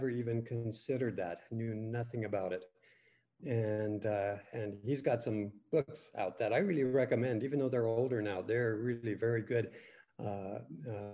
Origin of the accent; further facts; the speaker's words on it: California, United States; I grew up in California